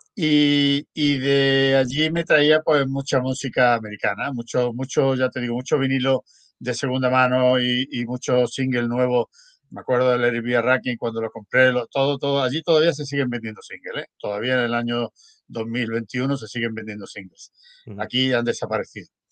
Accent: Spain; moved away as an adult; also born or lived in Berlin / Stockholm; yo nací en España, pero yo emigré.

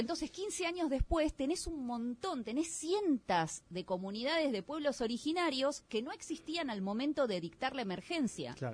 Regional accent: Argentina; a nosotros como argentinos

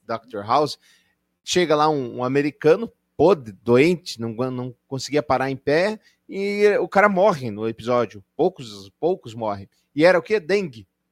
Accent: Brazil; claro que nós somos brasileiros

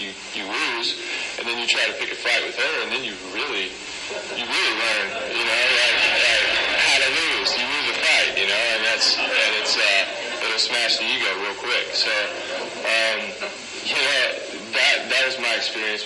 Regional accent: Kentucky, United States; now in Encinitas, United States; I'm originally from Kentucky. I was raised with three older sisters in a house

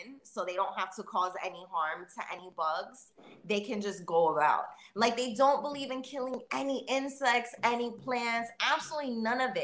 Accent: United States; now in Canada; I'm American

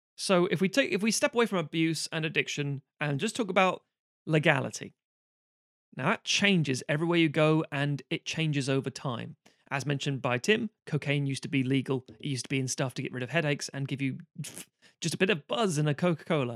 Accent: Ireland; also born or lived in England; now in United Kingdom; I'm saying this as an Irish person.

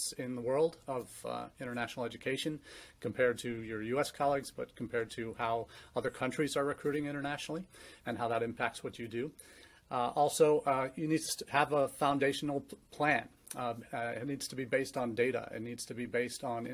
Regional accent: St. Louis, Missouri, United States; also born or lived in England; now in Findlay, Ohio, United States; my dad's company moved him from the U.K. to the home office in St. Louis, Missouri, where I grew up

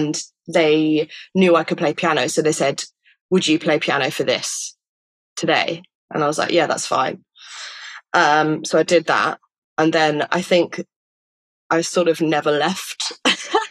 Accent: Stratford-upon-Avon, West Midlands, United Kingdom; I grew up in Stratford-upon-Avon

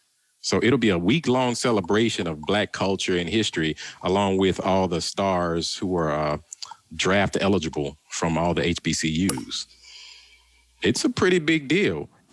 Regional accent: New Orleans, Louisiana, United States; when I grew up in New Orleans.

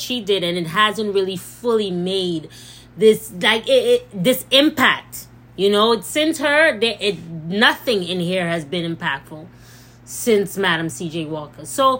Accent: St. Lucia; I'm black first. So, yes, I love being St. Lucian. I embrace being St. Lucian. I love everything about where I come from. And I'm very proud of my heritage, proud of my country. But I'm black.

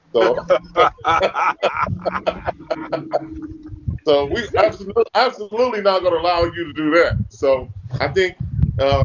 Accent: Los Angeles, California, United States; all of us growing up in Los Angeles

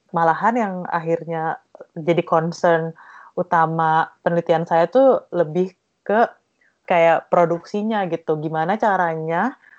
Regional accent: East Java, Indonesia; saya dari Jawa Timur

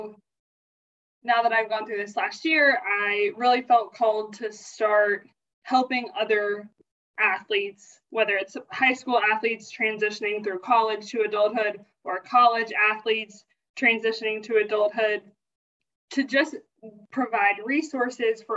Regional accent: South Carolina, United States; moved away as an adult; also born or lived in Kentucky; I grew up in South Carolina

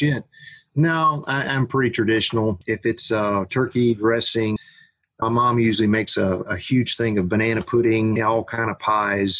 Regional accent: Gainesville, Florida, United States; I grew up here in Florida, like I said, just a couple hours north around the Gainesville area

